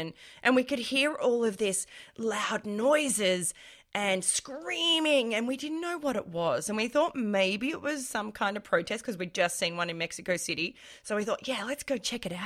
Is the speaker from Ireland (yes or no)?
no; Australia; I'm an Australian